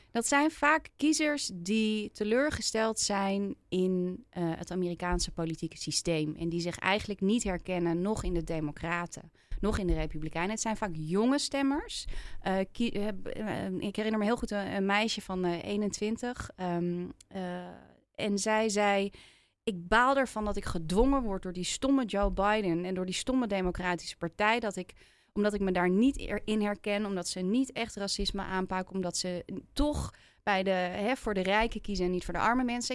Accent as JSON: {"language": "Dutch", "country": "Netherlands", "also_born_or_lived": "Philadelphia, United States / Los Angeles, United States", "said": "Want wij Nederlanders vinden altijd overal iets"}